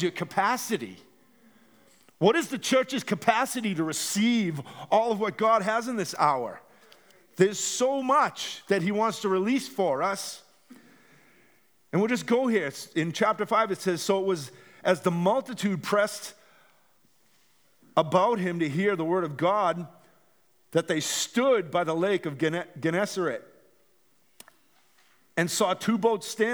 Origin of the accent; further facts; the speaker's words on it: Gloucester, Massachusetts, United States; my house where I grew up in Gloucester, Massachusetts